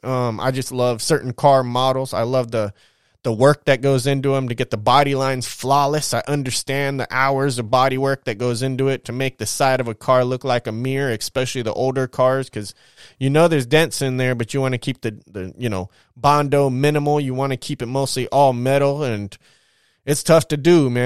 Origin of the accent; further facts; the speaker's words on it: California, United States; as a Californian